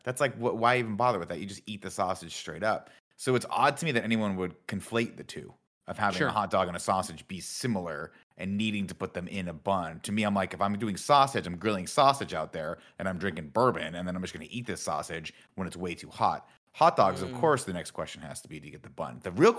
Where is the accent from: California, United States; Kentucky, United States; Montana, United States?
California, United States; Riverside; I'm a dumb kid growing up in Riverside, California.